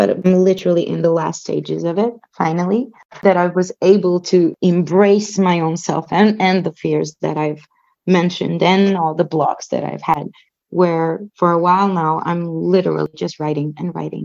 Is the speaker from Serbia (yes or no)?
yes; Belgrade, Serbia; moved away as an adult; now in Slovenia; I grew up in Belgrade, which is the capital of Serbia